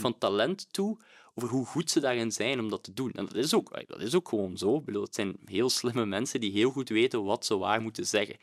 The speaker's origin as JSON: {"language": "Dutch", "country": "Belgium", "said": "als Belg"}